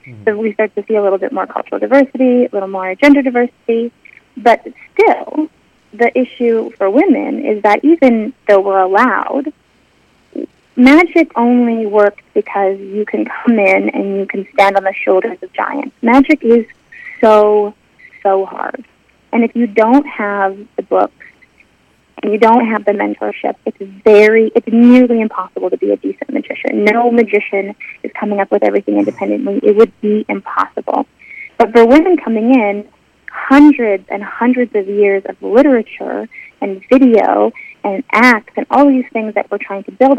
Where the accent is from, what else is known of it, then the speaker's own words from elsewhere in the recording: Calgary, Alberta, Canada; I was growing up in Calgary, Alberta